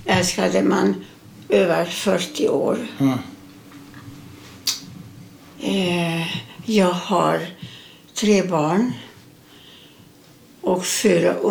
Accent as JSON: {"language": "Swedish", "town": "Mátészalka", "region": "Szabolcs-Szatmár-Bereg", "country": "Hungary", "tie": "born there", "said": "Eh, ja, jag föddes i Ungern, Mate Sarka, nära rumänska gränsen."}